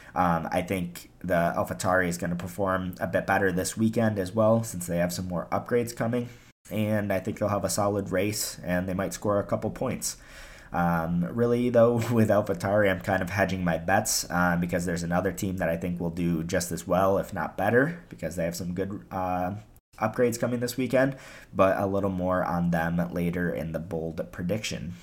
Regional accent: United States; even as an American

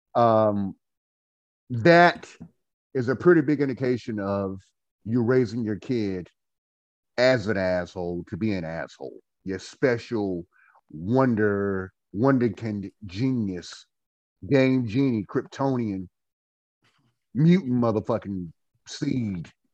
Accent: Goldsboro, North Carolina, United States; now in Winston-Salem, United States; We hail from Goldsboro, North Carolina. We are a couple of Goldsboro Knights. I currently live and Winston-Salem, North Carolina.

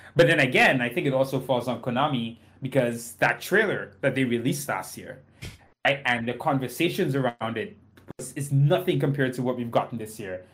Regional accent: Trinidad & Tobago; now in United States; I grew up in Trinidad and Tobago

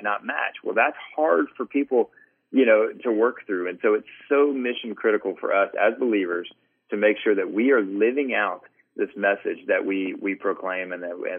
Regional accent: Atlanta, Georgia, United States; I grew up in the Southern Baptist Church, and one of the things that here in Atlanta, so, you know, pretty conservative space

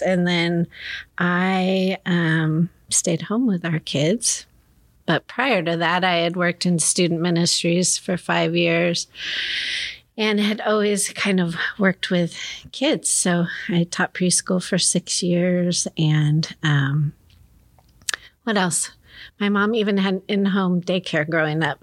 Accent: Gresham, Oregon, United States; also born or lived in Chicago; I grew up in Gresham

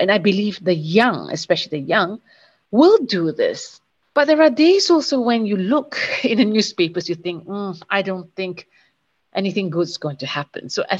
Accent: Terengganu, Malaysia; now in Kuala Lumpur, Malaysia; my hometown in Terengganu, granted Terengganu is mostly Malay Muslim

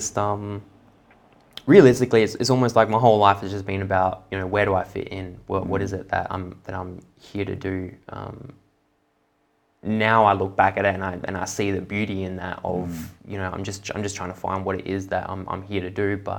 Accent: Perth, Western Australia, Australia; Here in Perth. Yeah. Both my parents, just not spiritual at all.

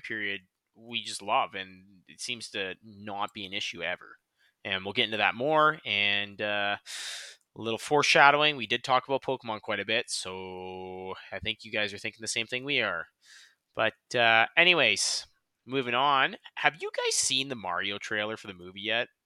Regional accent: Canada; we're Canadian

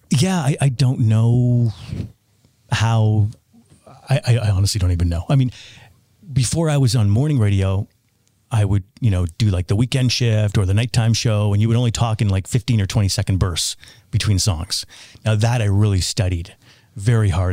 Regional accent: Toronto, Ontario, Canada; moved away; where I grew up in Toronto

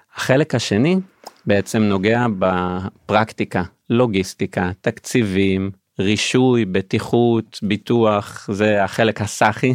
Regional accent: Beersheba, Southern District, Israel; בבאר שבע, עיר הולדתי במקור

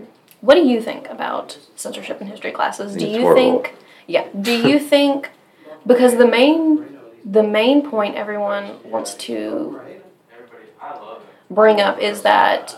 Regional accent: Northeast Arkansas, United States; I was raised in Northeast Arkansas

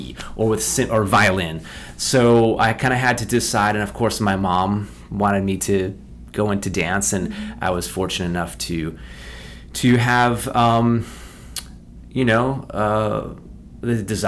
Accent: Westchester, New York, United States; I grew up in Westchester, New York

